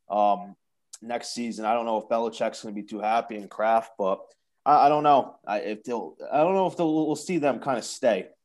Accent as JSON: {"language": "English", "region": "New England", "country": "United States", "said": "I'm obviously from New England"}